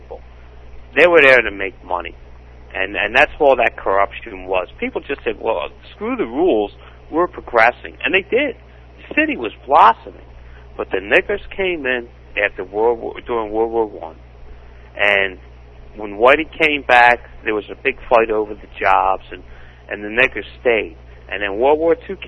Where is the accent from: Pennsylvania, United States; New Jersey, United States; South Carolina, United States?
Pennsylvania, United States; Philadelphia; I'm from Philadelphia, and I loved my city. I really did. I was born, I was raised there